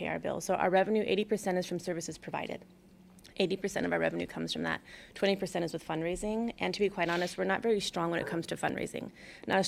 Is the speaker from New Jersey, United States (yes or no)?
no; Albuquerque, New Mexico, United States; also born or lived in Los Angeles, United States; now in Houston, United States; growing up in Albuquerque, we lived a little bit north of the city